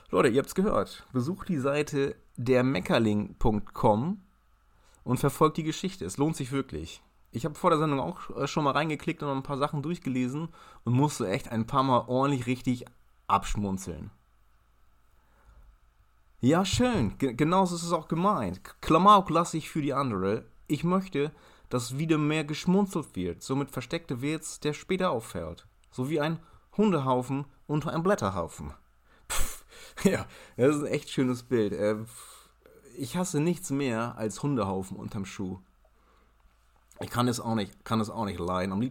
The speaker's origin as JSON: {"language": "German", "country": "Ireland", "tie": "born or raised there", "also_born_or_lived": "Germany", "said": "Ja, ich bin in Deutschland geboren, aber in Irland mit Ray Garvey zur Schule gegangen."}